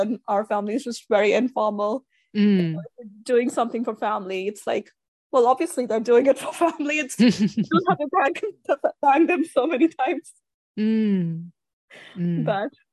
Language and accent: English; India; moved away as an adult; now in United States; I grew up in India. I came to the US for grad school